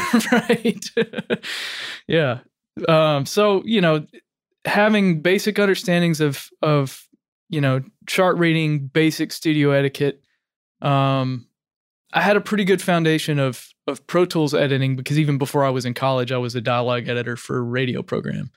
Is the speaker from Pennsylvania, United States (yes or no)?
no; Arkansas, United States; moved away as an adult; also born or lived in Tennessee; now in Nashville, United States; I grew up in Arkansas and, uh, a small town